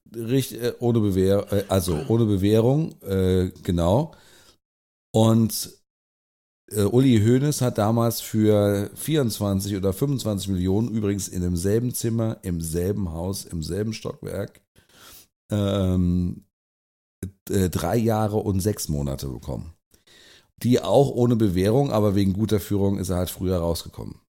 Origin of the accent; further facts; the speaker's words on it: Germany; uns als Deutsche